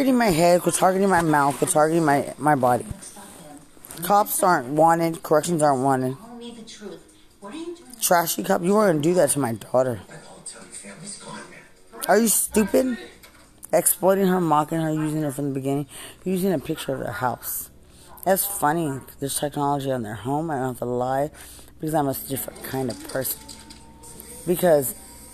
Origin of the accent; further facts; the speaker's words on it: Lubbock, Texas, United States; I'm from Lubbock